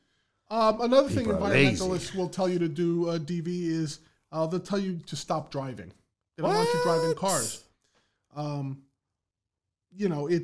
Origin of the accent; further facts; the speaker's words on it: Bronx, New York, United States; Growing up in the Bronx, this was the task of throwing out garbage.